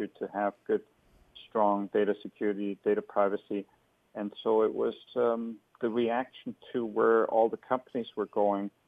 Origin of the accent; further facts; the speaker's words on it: Hesse, Germany; moved away as an adult; also born or lived in Bavaria / Berlin; now in San Francisco, United States; I was born in the German state of Hessen